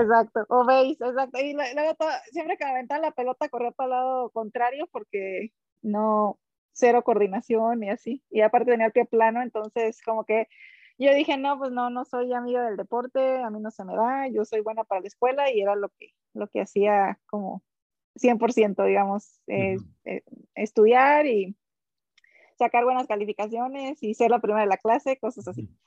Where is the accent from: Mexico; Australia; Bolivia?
Mexico; Villa Benito Juárez, Sinaloa; born or raised there; also born or lived in Culiacán, Sinaloa; now in United States